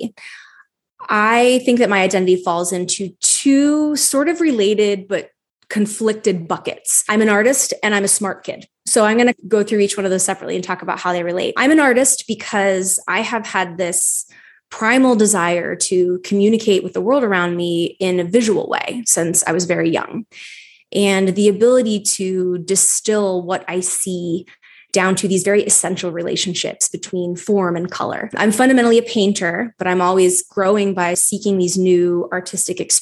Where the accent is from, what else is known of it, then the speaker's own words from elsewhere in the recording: Wyoming, Pennsylvania, United States; moved away as an adult; also born or lived in Philadelphia; I grew up in a small town in northeastern Pennsylvania called Wyoming.